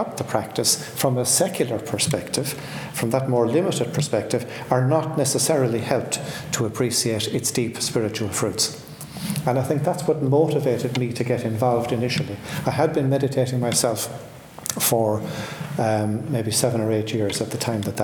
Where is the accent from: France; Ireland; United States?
Ireland; I grew up in Ireland in the 1950s, and that was very much a confessional society.